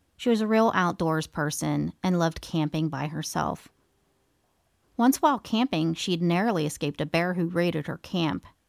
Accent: East Coast, United States; I'm from the East Coast

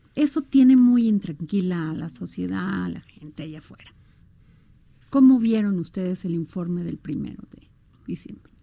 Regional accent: Veracruz, Mexico; mi pueblo Veracruz

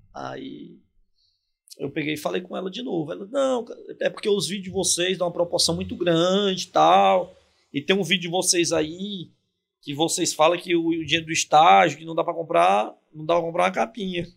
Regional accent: São Paulo, Brazil; sou paulista

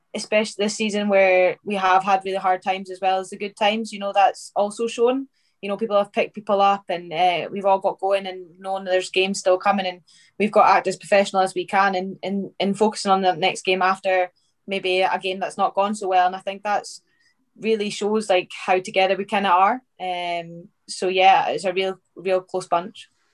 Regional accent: north of Scotland, United Kingdom; also born or lived in Livingston; I moved up uh, up to Och um, and I stayed up there till obviously like after school

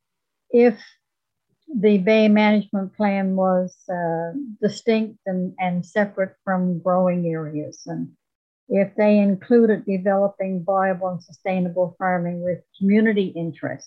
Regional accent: Corner Brook, Newfoundland and Labrador, Canada; I grew up in Corner Brook back when they were using sulfur in the mill

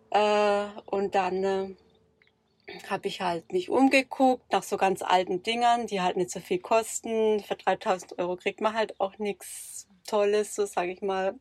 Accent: near Karlsruhe, Baden-Württemberg, Germany; aus, äh, in der Nähe von Karlsruhe

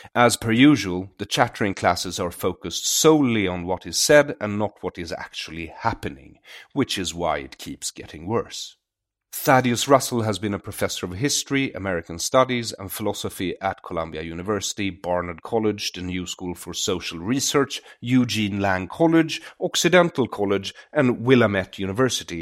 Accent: Sweden; I grew up in Sweden, which is a socialist utopia

